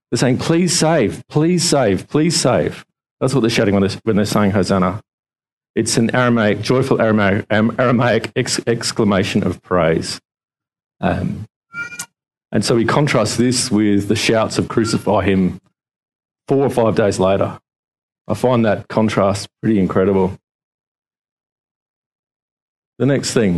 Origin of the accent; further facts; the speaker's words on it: Adelaide, South Australia, Australia; now in Victoria, Australia; growing up in Adelaide, back in 2004, when the mighty Port Adelaide Power won the flag, we had a parade through the streets of Adelaide